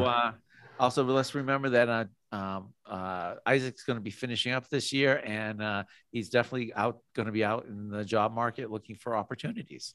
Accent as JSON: {"language": "English", "region": "Massachusetts", "country": "United States", "tie": "born or raised there", "moved": "as an adult", "lives_now": "Idaho, United States", "said": "I'm originally from Massachusetts"}